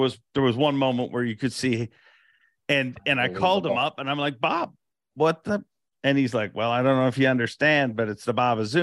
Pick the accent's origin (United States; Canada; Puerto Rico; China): Canada; As a Canadian